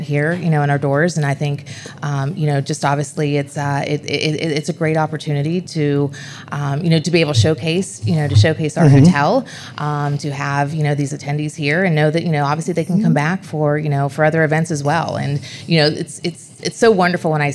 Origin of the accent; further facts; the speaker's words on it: Buckhannon, West Virginia, United States; moved away as an adult; also born or lived in East Coast; I'm originally from West Virginia